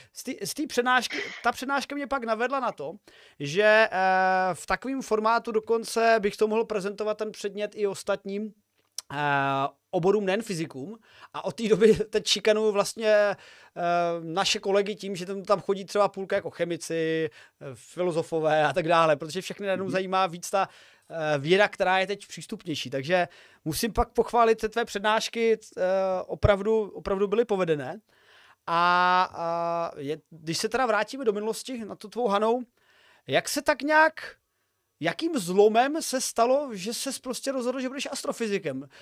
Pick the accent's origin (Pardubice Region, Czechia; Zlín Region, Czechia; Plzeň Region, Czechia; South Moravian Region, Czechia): Zlín Region, Czechia; Uherské Hradiště area; now in Olomouc, Czech Republic; sám osobně zhane nejsem, jsem, eh, z Uherského Hradišťska